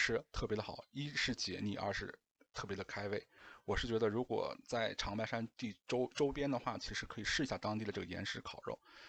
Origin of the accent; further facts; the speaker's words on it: northern China, China; 我是北方人。